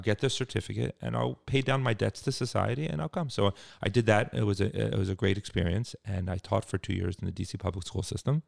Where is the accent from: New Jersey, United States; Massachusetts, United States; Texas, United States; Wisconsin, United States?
New Jersey, United States; Cherry Hill; moved away as an adult; also born or lived in Washington, D.C.; I grew up in, um, a suburb of Philadelphia, actually Cherry Hill, New Jersey